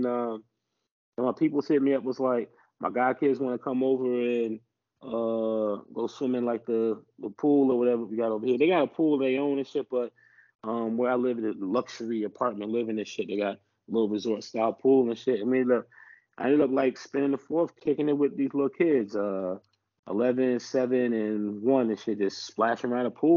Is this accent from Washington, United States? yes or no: no; New Jersey, United States; now in Alabama, United States; I live in Alabama, but I'm from New Jersey